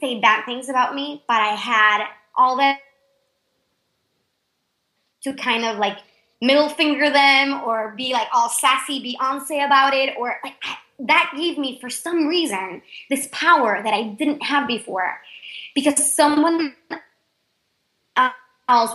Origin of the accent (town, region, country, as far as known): Panama; English is a second language; moved away